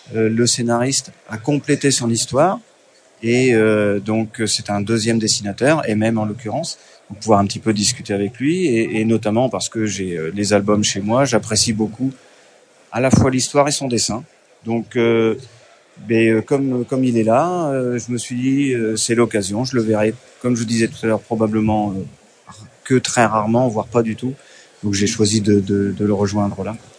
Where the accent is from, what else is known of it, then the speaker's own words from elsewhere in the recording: Deux-Sèvres, Nouvelle-Aquitaine, France; je suis des Deux-Sèvres